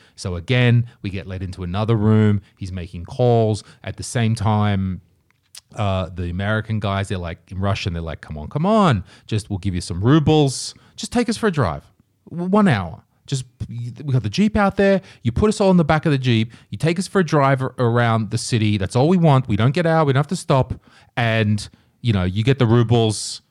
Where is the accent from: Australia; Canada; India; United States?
Australia; Nelson Bay, New South Wales; moved away as an adult; now in Estonia; I'm Australian